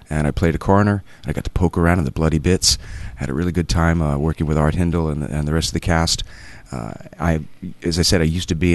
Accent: New Jersey, United States; moved away as an adult; also born or lived in Boston / New York; I was born and raised in New Jersey. I went to college in Boston, taught a couple of years there. Moved to New York

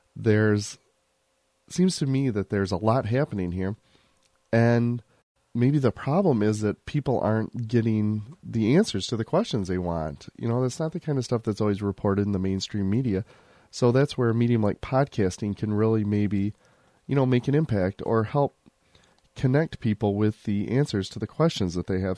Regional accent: Muskegon, Michigan, United States; also born or lived in Detroit area; I grew up in Muskegon

